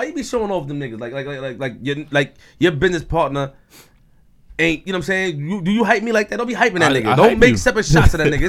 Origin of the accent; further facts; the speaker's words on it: New York City, New York, United States; I'm from Queens for real.